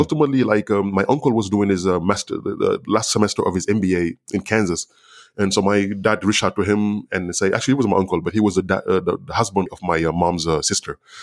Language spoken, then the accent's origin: English; Senegal; first language Wolof; English is a second language; moved away; growing up in, in Senegal